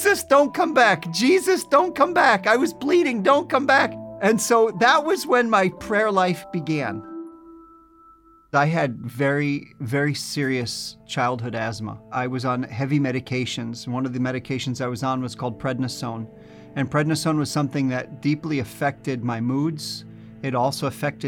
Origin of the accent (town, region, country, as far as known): New Jersey, United States; born or raised there